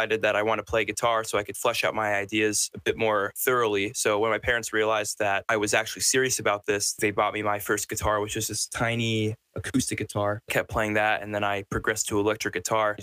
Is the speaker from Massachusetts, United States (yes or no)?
yes; Hingham, Massachusetts, United States; I've grown up in Hingham, Massachusetts my entire life